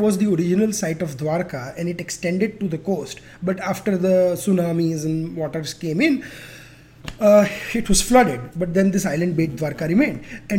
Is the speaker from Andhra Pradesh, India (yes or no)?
no; Gujarat, India; my home state of Gujarat